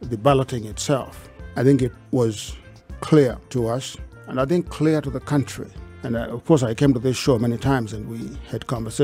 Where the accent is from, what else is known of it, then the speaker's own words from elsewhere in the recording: Kenya; I'm a Kenyan.